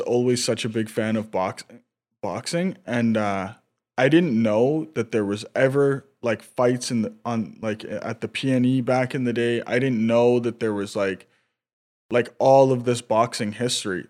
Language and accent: English; North Vancouver, British Columbia, Canada; Oh, me too.